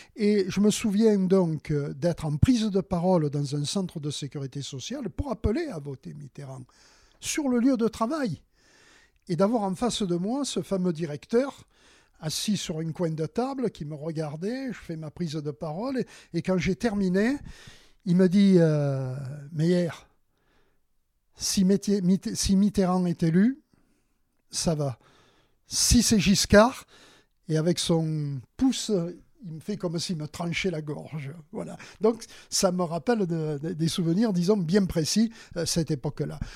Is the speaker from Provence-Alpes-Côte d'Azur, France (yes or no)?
yes; Marseille, Provence-Alpes-Côte d'Azur, France; moved away as an adult; now in Sanary-sur-Mer, France; Je suis originaire de Marseille, une ville qui me reste, euh, très chère.